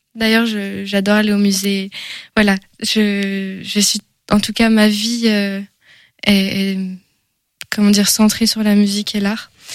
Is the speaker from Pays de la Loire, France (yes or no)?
yes; Angers, Pays de la Loire, France; on me dit souvent que j'ai un accent, mais je suis bien française d'Angers